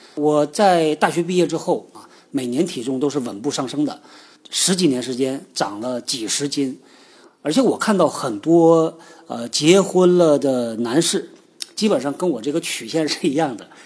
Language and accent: Chinese; China; 是我们中国人开发的